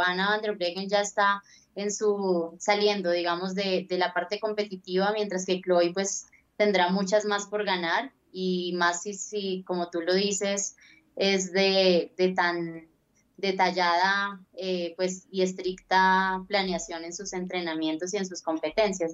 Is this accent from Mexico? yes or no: no; Colombia; soy como colombiana